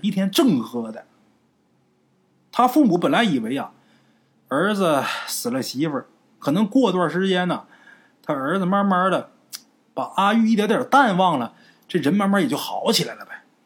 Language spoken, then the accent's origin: Chinese; Northeast China, China; 我们家虽是东北的，可是我们的当地的啊，得有百分之八十的人都是打山东、崇文东来的